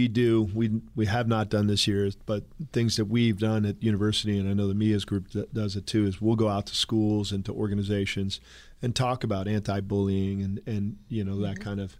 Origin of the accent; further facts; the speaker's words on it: California, United States; Where I grew up in California, adaptive PE is a requirement